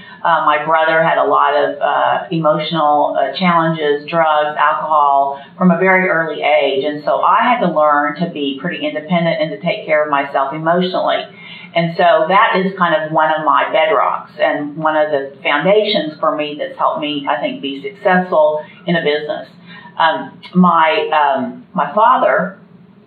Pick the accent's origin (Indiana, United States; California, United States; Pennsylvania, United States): Indiana, United States; Indianapolis; I grew up in Indianapolis, and I'm the oldest